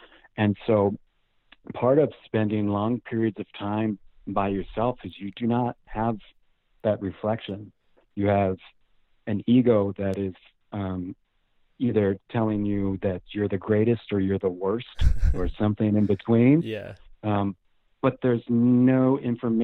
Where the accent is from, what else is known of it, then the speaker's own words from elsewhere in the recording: Oregon, United States; I would tell them I was from Oregon